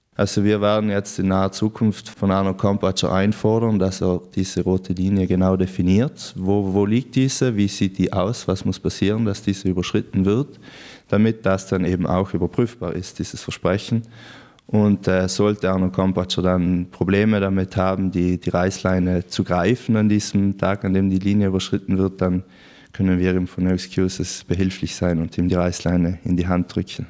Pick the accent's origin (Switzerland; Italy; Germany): Italy; Brenner, Trentino-Alto Adige; also born or lived in Innsbruck, Austria; ich bin in, im ganz im Norden von Südtirol geboren und aufgewachsen in der Gemeinde Brenner, Fraktion Pflersch